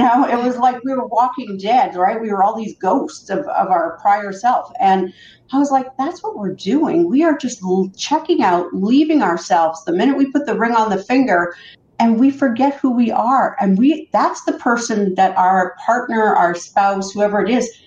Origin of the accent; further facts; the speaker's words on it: Canada; I grew up in Canada, and I was raised by a mom who lived on welfare